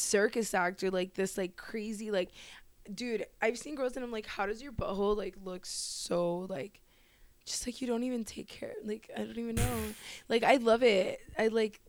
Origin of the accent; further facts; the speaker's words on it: Miami, Florida, United States; I'm from Miami